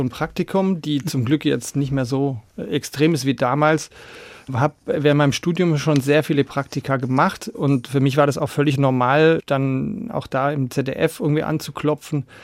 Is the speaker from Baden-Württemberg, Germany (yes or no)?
yes; Baden-Württemberg, Germany; Aber ja, also ich bin tatsächlich auf der Schwäbischen Alb